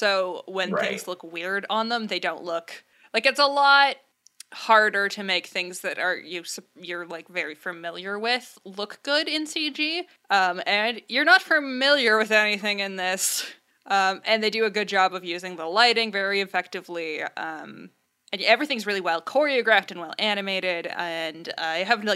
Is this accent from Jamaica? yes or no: no; Saskatchewan, Canada; We're from Saskatchewan